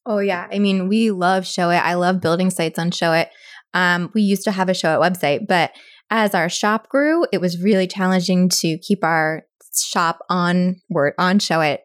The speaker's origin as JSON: {"language": "English", "town": "Annapolis", "region": "Maryland", "country": "United States", "tie": "born or raised there", "also_born_or_lived": "Pennsylvania", "said": "I've lived here all of my life except for college and then, like, a couple years post-college"}